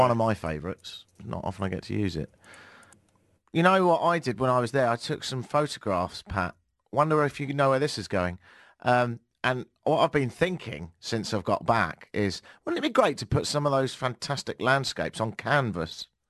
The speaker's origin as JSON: {"language": "English", "country": "United Kingdom", "said": "I'm British"}